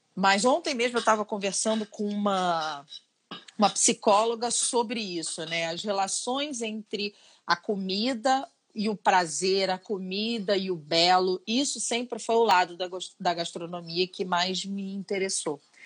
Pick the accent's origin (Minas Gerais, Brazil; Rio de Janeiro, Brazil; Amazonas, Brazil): Rio de Janeiro, Brazil; sou carioca. Sou carioca e minha primeira infância foi toda em Santa Teresa